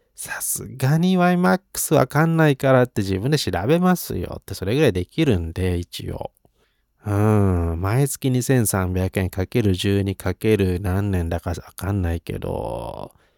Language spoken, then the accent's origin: Japanese; Yokohama, Kanagawa, Japan; 横浜生まれ育ち